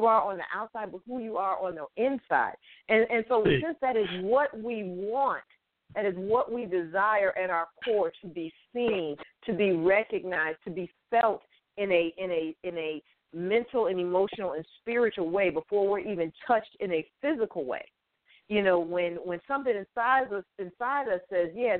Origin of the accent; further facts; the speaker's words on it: Connecticut, United States; I'm from Connecticut